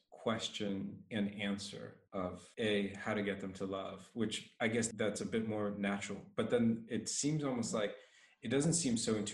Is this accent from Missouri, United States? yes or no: no; Philadelphia, Pennsylvania, United States; also born or lived in Las Vegas / San Diego; where I grew up in Philadelphia, Las Vegas, and you